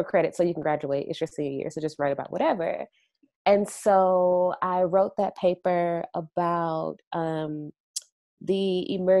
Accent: St. Louis, Missouri, United States; moved away as an adult; also born or lived in Evanston, Illinois; my mother is a fashion designer back home in my hometown of St. Louis, Missouri

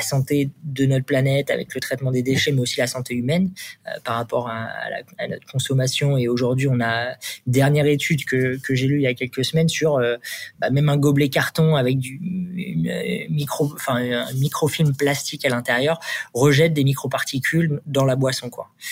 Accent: Le Havre, Normandy, France; moved away as an adult; also born or lived in Paris; Je viens de Normandie. je fais toutes mes études là-bas, ma prépa, et puis je suis arrivé en école d'ingé à Paris

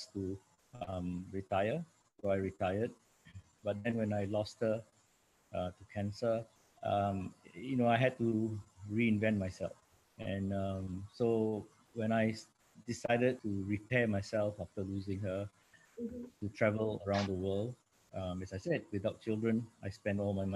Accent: Singapore; now in New York City, United States; I am from Singapore originally. I'm now based in New York City in the US

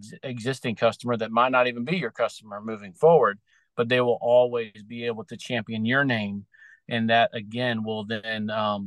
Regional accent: Outer Banks, Eastern North Carolina, United States; I'm originally from Eastern North Carolina, out on the Outer Banks area

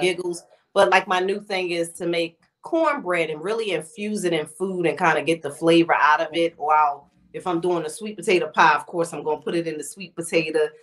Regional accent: Philadelphia, Pennsylvania, United States; I'm from Philly.

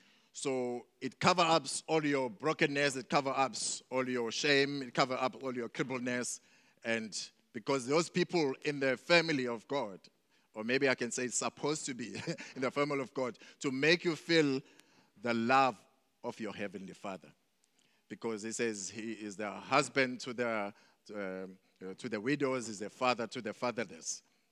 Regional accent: Mandeni, KwaZulu-Natal, South Africa; also born or lived in Durban; I was born here in Durban, but when I was 2 years old, we moved to Mandeni, coming from a family of seven.

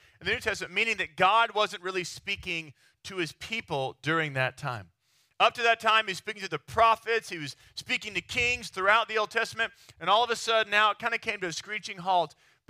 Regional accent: Texas, United States; now in New York City, United States; It would be the same thing as a Texan going to New York City, right? Like we show up to New York, they're like, do you guys all ride horses around there?

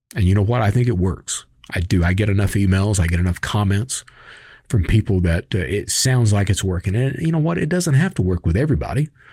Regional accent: Kentucky, United States; I'm from Kentucky

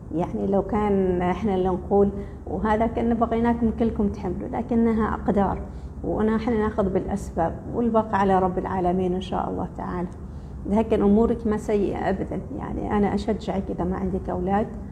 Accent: Oman; احنا كلنا عمانيين

